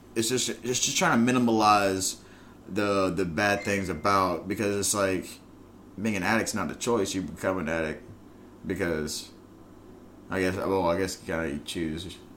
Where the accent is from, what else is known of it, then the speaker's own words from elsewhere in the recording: United States; I'm an American because my fucking Irish motherfucking family moved over here because of the fucking potato famine